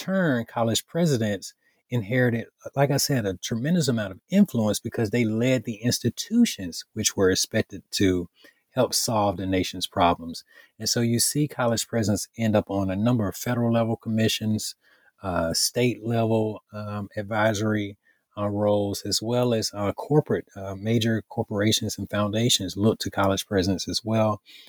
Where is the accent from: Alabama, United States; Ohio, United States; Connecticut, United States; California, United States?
Alabama, United States; Bologie; I grew up in Bologie, Alabama, and growing up in West Central Alabama, Greene County, I'm from a family of educators.